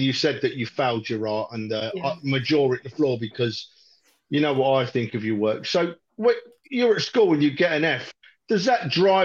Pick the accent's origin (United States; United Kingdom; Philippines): United Kingdom; London; moved away; I moved away from North London many years ago now.